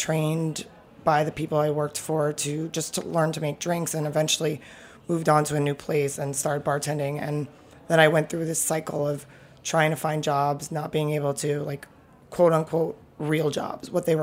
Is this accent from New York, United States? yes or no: yes; New York City, New York, United States; also born or lived in Brooklyn; I'm born and raised in Manhattan. I have lived in Brooklyn for the last 5 years